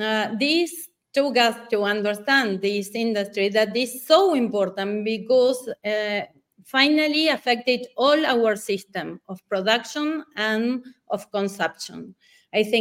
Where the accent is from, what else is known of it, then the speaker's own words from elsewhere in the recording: Patagonia, Argentina; I was born in Patagonia, in the south of Argentina